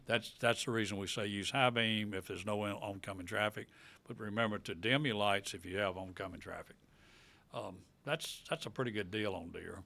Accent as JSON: {"language": "English", "town": "Tupelo", "region": "Mississippi", "country": "United States", "tie": "born or raised there", "moved": "yes", "lives_now": "Vicksburg, United States", "said": "I live in Vicksburg, been in Vicksburg over fifty years. I grew up in Tupelo"}